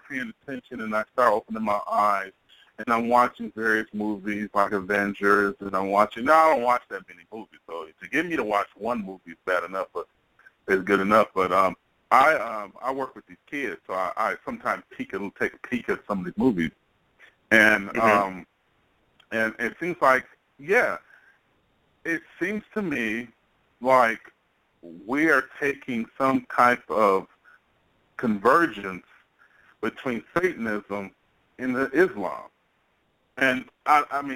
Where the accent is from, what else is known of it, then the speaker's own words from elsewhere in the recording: Pontiac, Michigan, United States; I know I'm from Michigan. I'm from Pontiac, Michigan